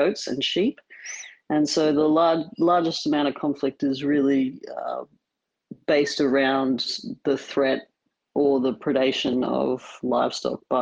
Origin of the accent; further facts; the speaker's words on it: Brisbane, Queensland, Australia; moved away as an adult; also born or lived in Ghanzi District, Botswana; I'm from Brisbane in Australia, which is where I'm currently living